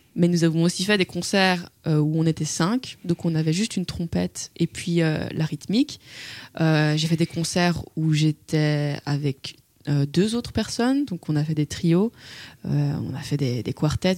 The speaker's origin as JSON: {"language": "French", "town": "Brussels", "region": "Brussels-Capital Region", "country": "Belgium", "said": "Je viens de Bruxelles."}